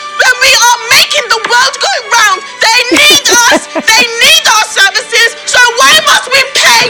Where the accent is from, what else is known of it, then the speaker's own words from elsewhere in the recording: Nigeria; And I am from Nigeria.